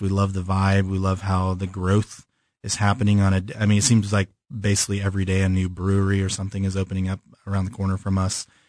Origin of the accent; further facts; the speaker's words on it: California, United States; moved away as an adult; also born or lived in Chicago; now in Kansas City, United States; I moved to California when I was five. And so I, I consider myself from California